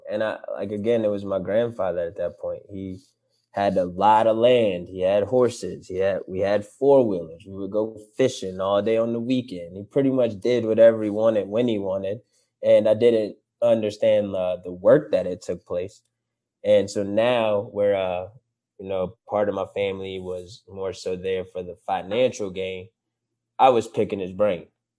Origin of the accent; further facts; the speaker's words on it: Florida, United States; You know, that's all I knew growing up in Florida when I was little.